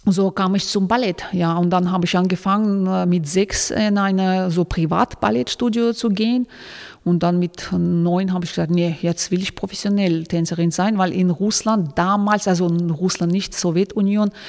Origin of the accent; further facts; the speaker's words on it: Kulob, Khatlon, Tajikistan; born there; German is a second language; moved away; Also ich bin äh, in Tadschikistan geboren, das ist eine kleine Stadt Kulab